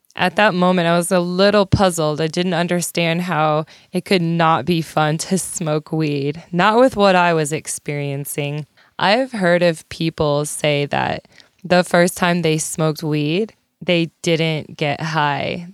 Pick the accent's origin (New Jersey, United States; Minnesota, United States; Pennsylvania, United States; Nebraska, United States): Nebraska, United States; hometown fifteen minutes from Gibbon; I lived in a tiny town called Gibbon, Nebraska.